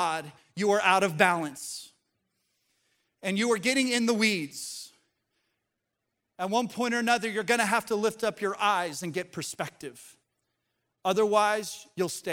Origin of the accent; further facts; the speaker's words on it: Colorado, United States; now in the South, United States; Growing up in Colorado, in the mountains